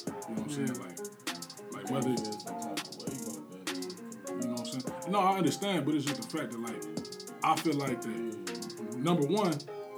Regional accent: Peoria, Illinois, United States; I'm from the South

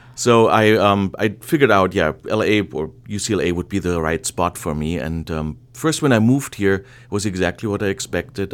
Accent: Germany; English is a second language; moved away as an adult; now in Los Angeles, United States; I'm originally from, from Germany. Uh, I was born there, grew up there, I went to university

